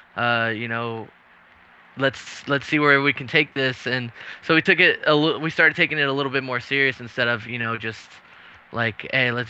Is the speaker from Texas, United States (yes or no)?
yes; Texas, United States; also born or lived in San Antonio; We're from Texas.